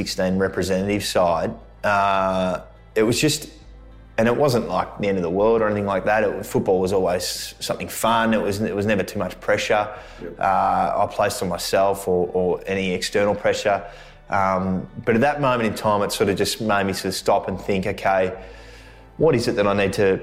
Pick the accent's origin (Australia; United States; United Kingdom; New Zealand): Australia; Melbourne, Victoria; moved away as an adult; now in Sydney, Australia; I grew up in Melbourne, family of a lot of AFL players around me, my cousins, my dad and grandfather played. But I moved up to Sydney at the end of 2009